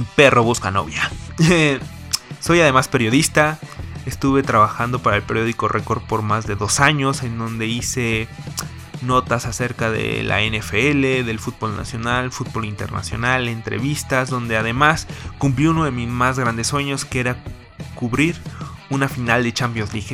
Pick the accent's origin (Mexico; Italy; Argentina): Mexico; Mexico City; nací en la Ciudad de México